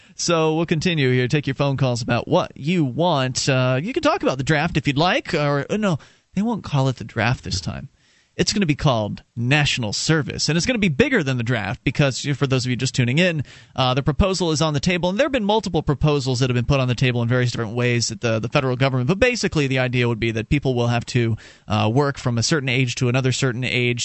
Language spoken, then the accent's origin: English; Sarasota, Florida, United States; moved away as an adult; now in New Hampshire, United States; I was born and raised down in Sarasota, Florida